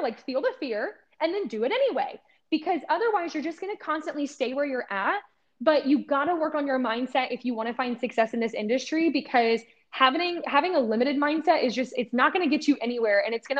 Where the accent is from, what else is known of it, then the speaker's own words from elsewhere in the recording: Ohio, United States; I grew up in Ohio